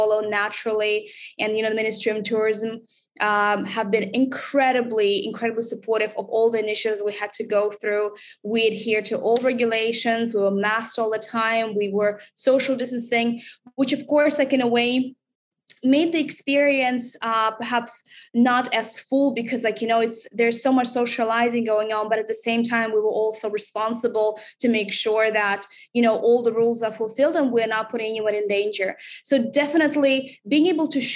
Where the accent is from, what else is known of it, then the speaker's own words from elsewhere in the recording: Russia; moved away as an adult; now in Singapore; this is my first experience living overseas outside of Russia